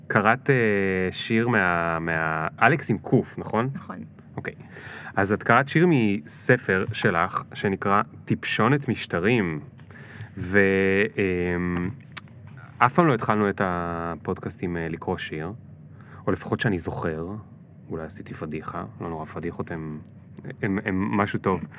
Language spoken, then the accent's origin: Hebrew; Israel; שאני צבר ונולדתי פה